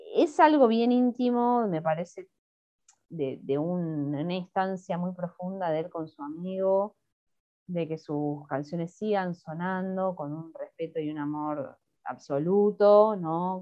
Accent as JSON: {"language": "Spanish", "town": "Haedo", "region": "Buenos Aires Province", "country": "Argentina", "tie": "born or raised there", "also_born_or_lived": "La Matanza / Boedo, Buenos Aires", "moved": "as an adult", "lives_now": "Buenos Aires, Argentina", "said": "en mi barrio, en Aedo, en el barrio donde yo me crié en el conurbano bonaerense"}